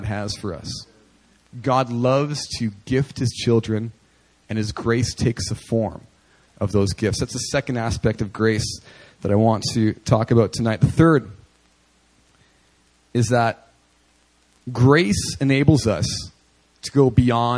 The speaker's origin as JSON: {"language": "English", "town": "Winnipeg", "region": "Manitoba", "country": "Canada", "tie": "born or raised there", "moved": "yes", "said": "I was ministering in the inner city of Winnipeg, my hometown"}